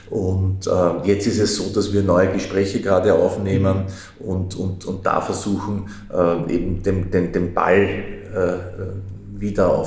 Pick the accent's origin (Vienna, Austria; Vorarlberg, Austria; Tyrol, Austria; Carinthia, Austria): Vienna, Austria; Als Wiener ist man das ja gewohnt, über Bezirksgrenzen hinweg zu, zu wohnen, zu gehen, was auch immer.